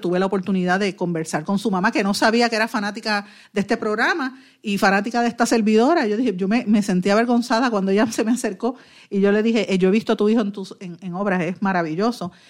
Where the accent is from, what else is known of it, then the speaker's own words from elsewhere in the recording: Guaynabo, Puerto Rico; soy, soy de Guainabo, conozco muy bien a mi pueblo, conozco muy bien a los O'Neill, porque prácticamente toda la vida he vivido aquí